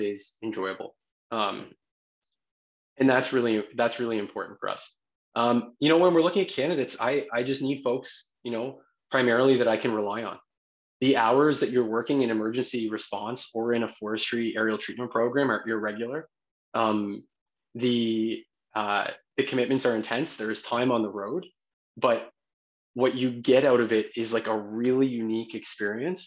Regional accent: New Brunswick, Canada; we're all from New Brunswick. We all live in New Brunswick.

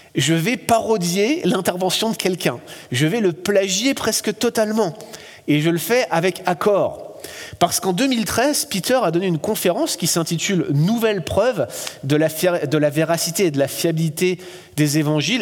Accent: France; accent: French; now in Quebec, Canada; Je suis français, vous m'avez tout de suite reconnu grâce à mon accent

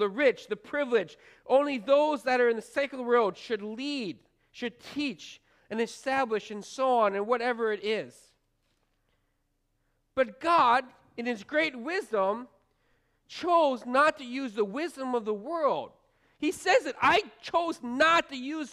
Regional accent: Minnesota, United States; now in Sanborn, United States; a 12-year-old boy in growing up in Minnesota

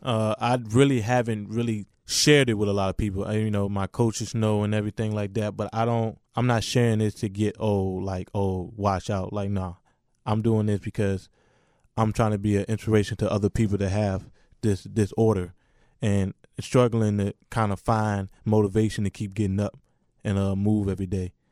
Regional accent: Richmond, Virginia, United States; I represent, you know, the Washington, D C area, but I'm from Richmond, Virginia.

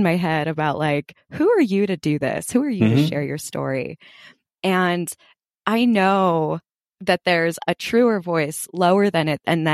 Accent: Los Angeles, California, United States; also born or lived in New York; now in Park City, United States; I'm originally from Los Angeles, California

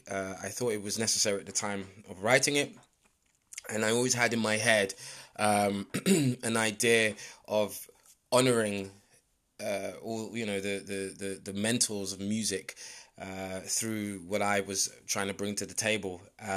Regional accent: London, United Kingdom; I was born in London, born and raised in London, Northwest London.

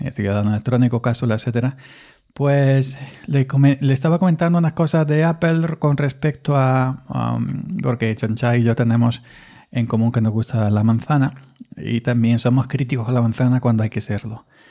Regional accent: Granada, Andalusia, Spain; now in Córdoba, Spain; yo soy de Granada, aunque resido en Córdoba, los dos somos andaluces

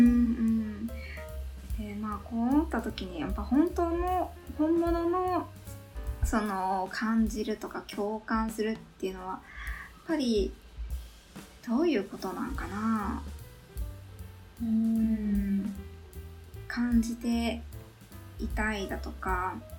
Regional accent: Yamaguchi, Japan; 私山口県山口市出身日本生まれ日本育ち

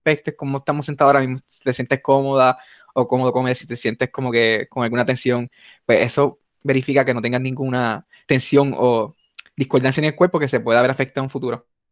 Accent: Puerto Rico; nos distinguen como puertorriqueños

